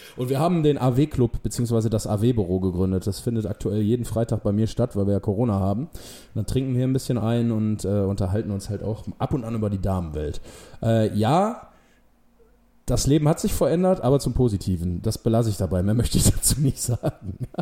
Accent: Essen, North Rhine-Westphalia, Germany; gebürtiger Essener

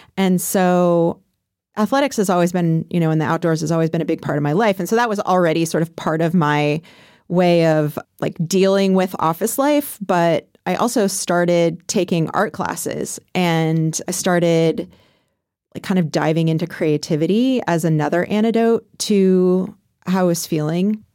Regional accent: California, United States; moved away as an adult; now in Portland, United States; I grew up in California

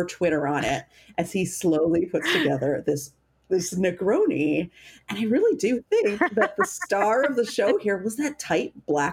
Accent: Wisconsin, United States; I'm from Wisconsin

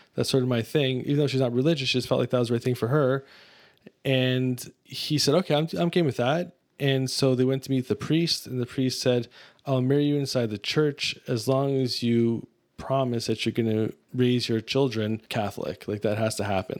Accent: Mississauga, Ontario, Canada; I was raised in Mississauga, Ontario, which is a suburb of Toronto.

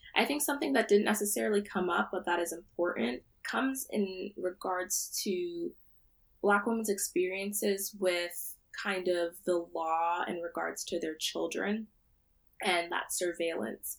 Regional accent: central New Jersey, United States; moved away as an adult; now in Providence, United States; I'm from central New Jersey. Uh, my parents are Nigerian, uh, but I was born here, so I identify as a Nigerian American woman

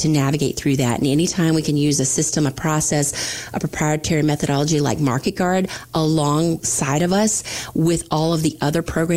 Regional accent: Florida Panhandle, United States; accent: southern drawl; moved away; I'm from the Panhandle, Florida, so I do have that southern draw, especially when I go visit my family.

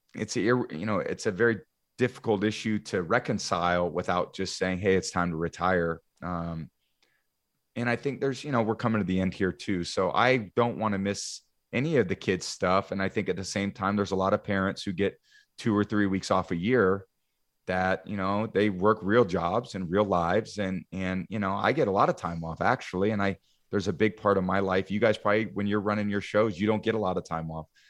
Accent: Bay Area, California, United States; moved away; I grew up in the Bay Area

